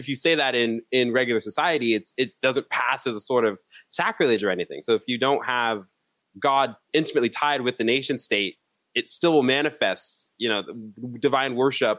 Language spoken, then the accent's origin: English; United States; as an American